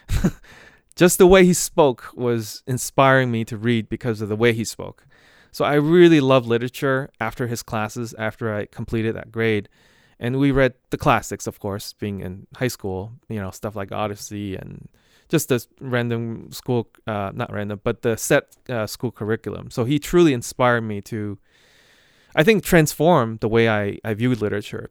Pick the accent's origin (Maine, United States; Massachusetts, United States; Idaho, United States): Massachusetts, United States; Boston; I'm from Boston area